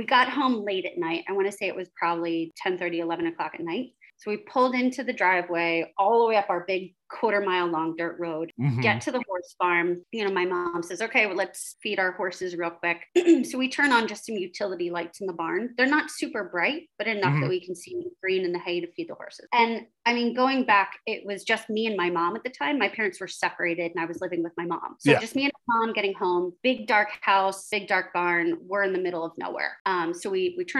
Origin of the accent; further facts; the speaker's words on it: New Jersey, United States; I grew up in South Jersey, which is extremely rural.